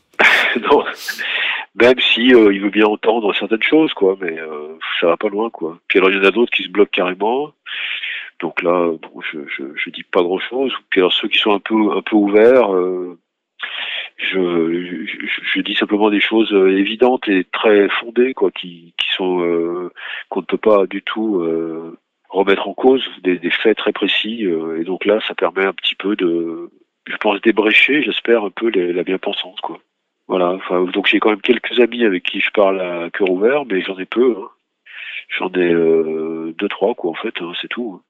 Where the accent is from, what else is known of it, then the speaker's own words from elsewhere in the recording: Lyon, Auvergne-Rhône-Alpes, France; moved away as an adult; now in Paris, France; Je suis né à Lyon, donc je suis venu à Paris aussi pour faire mes études. Donc c'était un... et puis j'y vis maintenant